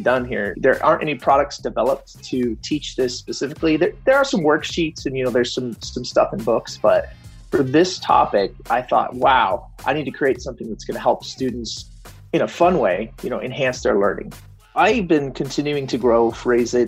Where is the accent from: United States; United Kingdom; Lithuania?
United States; Fort Collins, Colorado; I'm from Fort Collins, Colorado